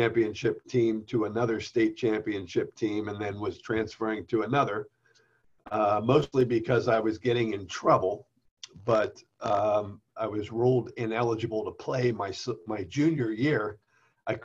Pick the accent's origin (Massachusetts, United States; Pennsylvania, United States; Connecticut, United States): Pennsylvania, United States; Ambridge; I was baptized as an infant in St. Andrew's Church in Ambridge, Pennsylvania, a few months old